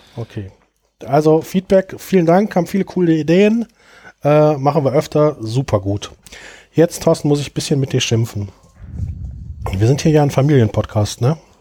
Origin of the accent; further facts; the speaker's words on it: Bottrop, North Rhine-Westphalia, Germany; in meiner Heimatstadt Bottrop